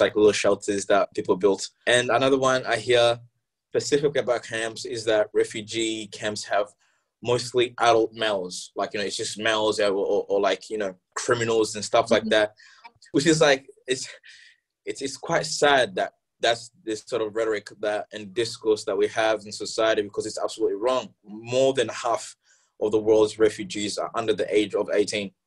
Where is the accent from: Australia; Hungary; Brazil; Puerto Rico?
Australia; Hobsons Bay, Victoria; English is a second language; also born or lived in Democratic Republic of the Congo / Malawi; Hobson's Bay basically raised me for well, until until where I am now